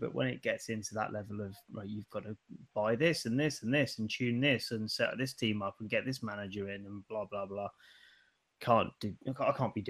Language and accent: English; United Kingdom; we are British.